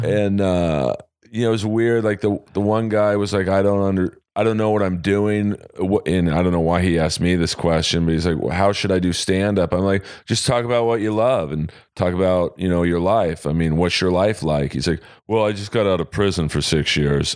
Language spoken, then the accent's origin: English; Los Angeles, California, United States; We grew up in Bel Air